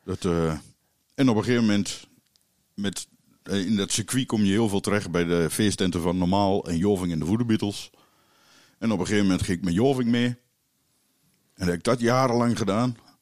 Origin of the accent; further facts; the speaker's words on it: Keijenborg, Gelderland, Netherlands; Ik ben eh, geboren in Keienborg, dus een eh, klein dorpje in de Achterhoek. En mijn ouders die hadden daar een café